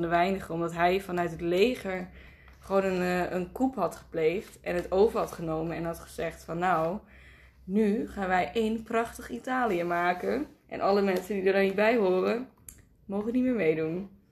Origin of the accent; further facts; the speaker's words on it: Nijmegen, Gelderland, Netherlands; waar ik vandaan kwam. Gewoon Nijmegen.